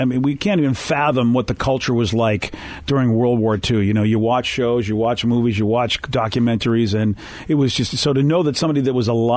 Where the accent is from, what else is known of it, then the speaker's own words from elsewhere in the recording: Boston, Massachusetts, United States; moved away; I'm originally from Boston